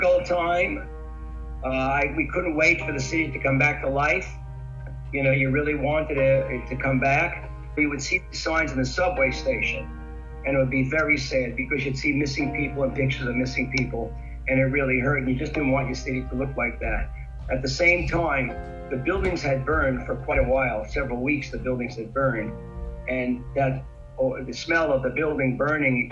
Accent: New York City, New York, United States; as a New Yorker, I know New York very well. I'm native, born here and everything else.

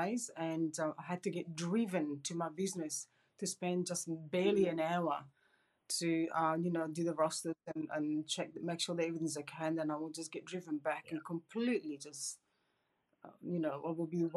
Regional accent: Perth, Western Australia, Australia; I'm from Perth, sunny Perth in Western Australia.

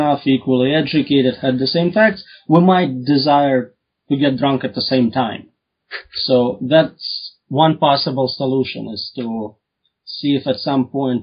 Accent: Russia; Russian here

